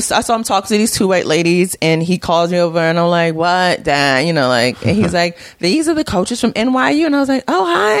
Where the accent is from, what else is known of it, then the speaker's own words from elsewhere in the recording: New York City, New York, United States; I grew up in the Hasidic community